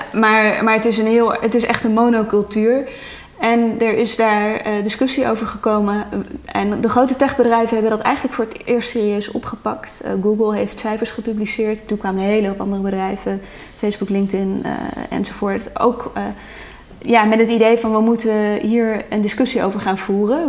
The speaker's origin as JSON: {"language": "Dutch", "country": "Netherlands"}